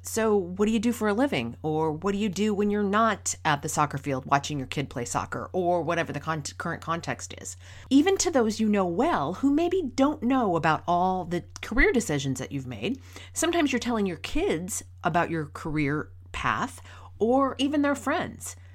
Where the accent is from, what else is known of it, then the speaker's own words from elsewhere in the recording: rural Minnesota, United States; moved away as an adult; also born or lived in Boston; I was born and raised in Minnesota, in rural Minnesota. I grew up on a lake out in the country